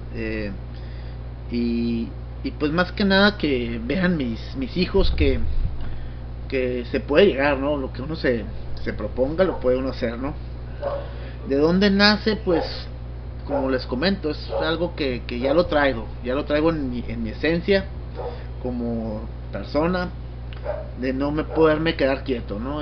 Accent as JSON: {"language": "Spanish", "town": "Tijuana", "region": "Baja California", "country": "Mexico", "tie": "born or raised there", "said": "Yo soy tijuanense, mi familia, mis padres son de Guadalajara"}